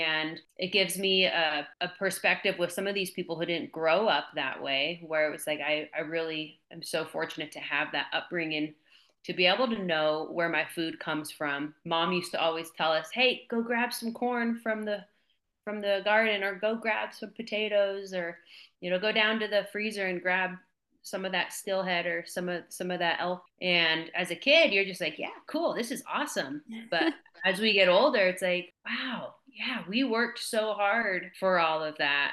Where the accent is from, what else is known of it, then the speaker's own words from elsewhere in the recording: West Coast, United States; also born or lived in Columbia River area; now in Montana, United States; I grew up on the West Coast, really small town, and we were really reliant off the land